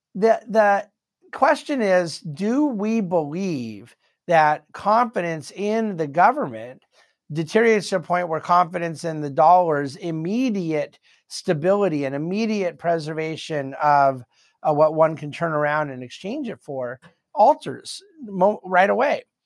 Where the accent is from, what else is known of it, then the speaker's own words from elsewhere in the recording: United States; being an American